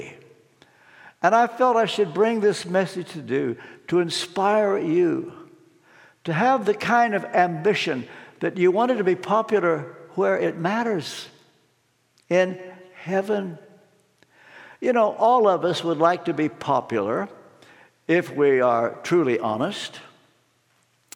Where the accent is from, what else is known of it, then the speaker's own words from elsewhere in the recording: Ashland, Kentucky, United States; from Ashland, Kentucky, that's where I was born